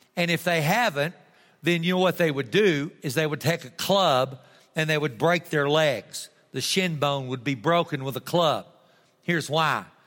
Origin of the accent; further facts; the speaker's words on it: Texas, United States; I'm a Texan.